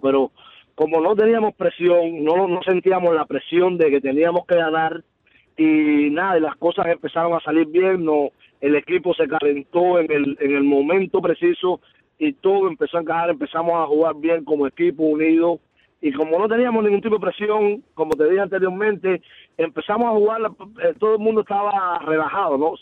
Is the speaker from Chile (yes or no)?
no; Cuba; now in Miami, United States; desde que yo llegué de Cuba